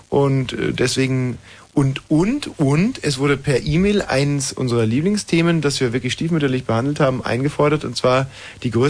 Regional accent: West Germany, Germany; Ich weiß, ich komme aus dem Westen, mhm. moderiere jetzt beim Ostdeutschen Rundfunk

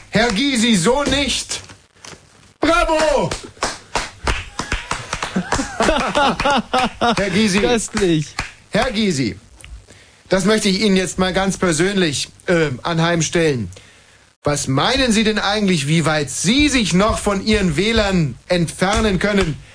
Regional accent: West Germany, Germany; Ich weiß, ich komme aus dem Westen, mhm. moderiere jetzt beim Ostdeutschen Rundfunk

